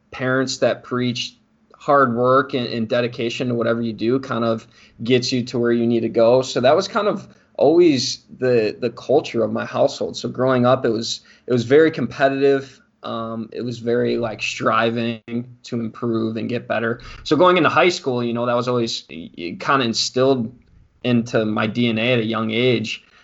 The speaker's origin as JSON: {"language": "English", "town": "Mundelein", "region": "Illinois", "country": "United States", "tie": "born or raised there", "said": "so just a little bit about like growing up in Mundelein. It's a very uh, it's a very diverse culture, like socioeconomic wise."}